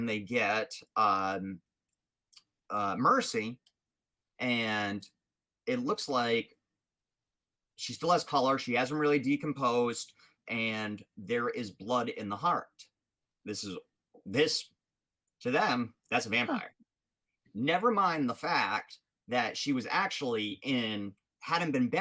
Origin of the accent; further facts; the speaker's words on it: Rhode Island, United States; It's in Exeter, Rhode Island, my home state